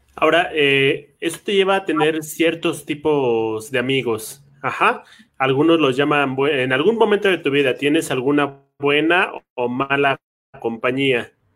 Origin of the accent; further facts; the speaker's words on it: Mexico City, Mexico; los dos venimos de barrio, ¿no? Yo vengo de Tlalpan